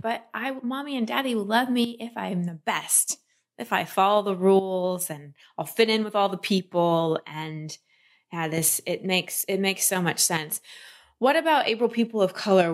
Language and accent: English; Texas, United States; I grew up in Texas